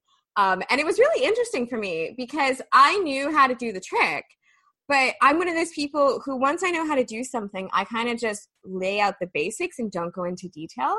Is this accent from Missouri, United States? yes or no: yes; Missouri, United States; born or raised there